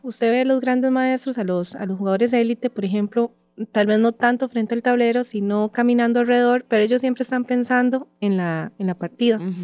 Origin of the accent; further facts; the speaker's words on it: San Ramón, Alajuela, Costa Rica; yo soy de San Ramón de la Juela, eh, toda mi vida eh, se ha desarrollado ahí.